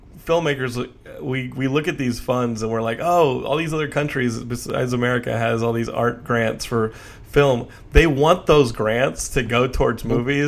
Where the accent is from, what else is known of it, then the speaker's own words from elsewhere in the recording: United States; as an American